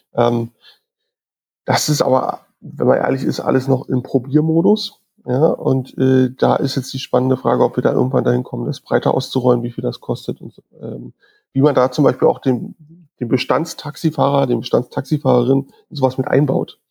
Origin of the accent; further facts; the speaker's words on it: Berlin, Germany; bin geborener Berliner, ähm, bin da auch nicht so richtig aus der Stadt rausgekommen